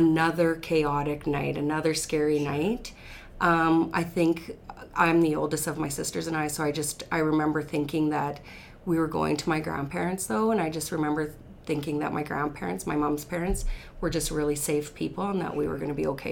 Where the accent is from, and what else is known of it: the Battlefords, Saskatchewan, Canada; born or raised there; also born or lived in Red Deer, Alberta